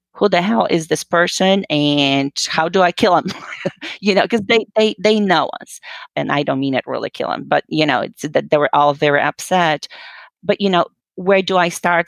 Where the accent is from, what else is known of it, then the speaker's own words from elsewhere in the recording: Poland; moved away as an adult; I'm originally actually from Poland. Uh, you know, I was born and raised, and I came here uh, when I was well just about 19 years old after high school